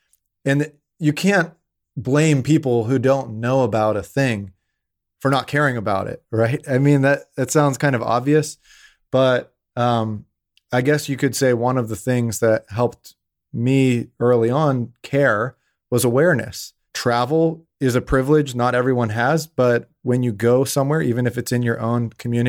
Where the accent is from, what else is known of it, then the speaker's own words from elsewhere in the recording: Pittsburgh, Pennsylvania, United States; So, I mean, I grew up in Pittsburgh, Pennsylvania. That's where I'm from.